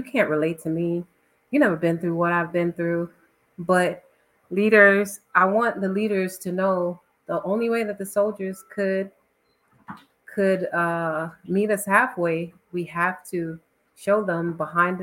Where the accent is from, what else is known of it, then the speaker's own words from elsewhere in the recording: New York City, New York, United States; moved away as an adult; also born or lived in St. Lucia; now in Fort Hood, United States; I'm originally from St. Lucia, but I was brought up in Brooklyn, New York